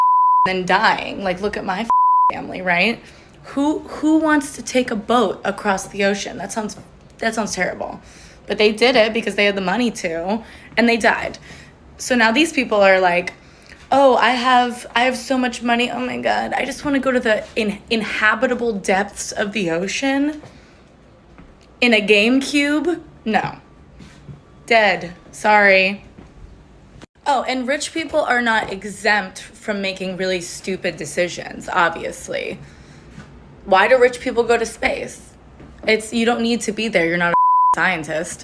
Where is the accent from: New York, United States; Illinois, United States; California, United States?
New York, United States; New York City; I grew up in Williamsburg, Brooklyn